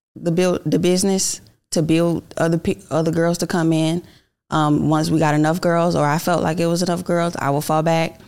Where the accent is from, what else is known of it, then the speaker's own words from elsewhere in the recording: Miami, Florida, United States; now in Atlanta, United States; I'm originally from Miami, Florida, but I've been here in Atlanta for the last ten years